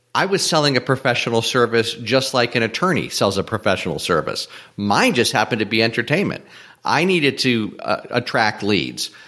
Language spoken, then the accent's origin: English; Springfield, Massachusetts, United States; moved away as an adult; also born or lived in Atlanta; I eventually moved out of my hometown from Springfield, Mass to, to Atlanta